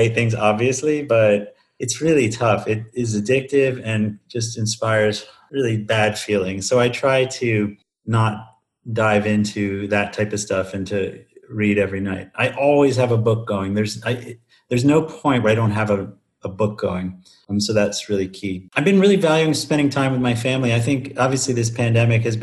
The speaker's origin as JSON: {"language": "English", "region": "Northeast", "country": "United States", "tie": "born or raised there", "moved": "as an adult", "lives_now": "Madison, United States", "said": "I grew up in the Northeast"}